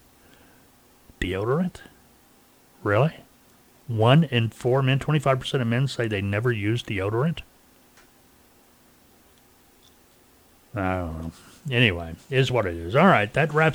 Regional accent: Arkansas, United States; I live here. It's my home state

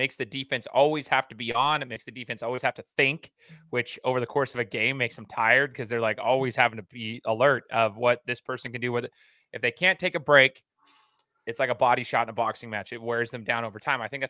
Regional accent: Idaho, United States; I'm from Idaho. We're coaching in Idaho

